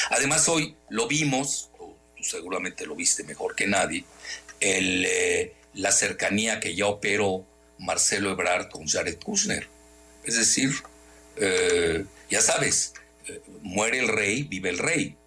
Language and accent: Spanish; Mexico